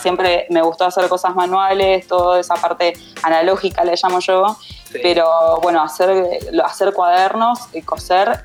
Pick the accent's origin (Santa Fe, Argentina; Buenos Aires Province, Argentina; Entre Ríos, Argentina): Entre Ríos, Argentina; Paraná; moved away as an adult; now in Buenos Aires, Argentina; soy de Paraná, Entre Ríos, eh, y vivo hace unos 11 años más o menos en Capital Federal.